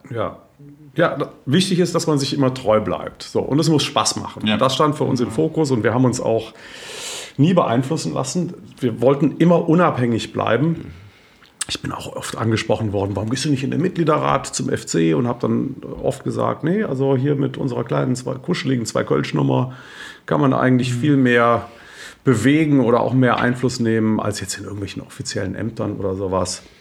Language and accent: German; Cologne, North Rhine-Westphalia, Germany; Wie peinlich als Kölner mache ich doch nicht Sandhausen fertig.